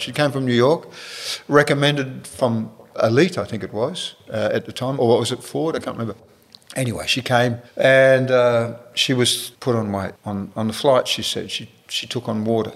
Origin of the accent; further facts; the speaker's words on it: Perth, Western Australia, Australia; moved away as an adult; I'm from Perth